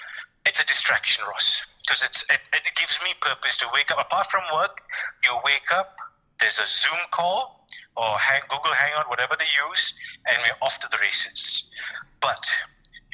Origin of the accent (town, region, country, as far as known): Malaysia